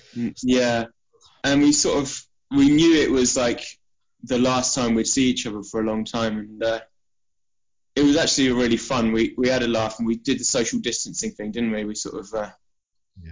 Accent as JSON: {"language": "English", "area": "Isle of Wight", "region": "South East England", "country": "United Kingdom", "tie": "born or raised there", "also_born_or_lived": "Portsmouth", "moved": "as an adult", "said": "we're all from the Isle of Wight originally"}